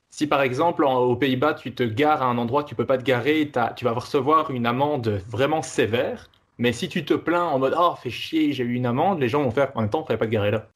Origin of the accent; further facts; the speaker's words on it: Belgium; also born or lived in Netherlands; Je suis belge, mais je, donne cours de, néerlandais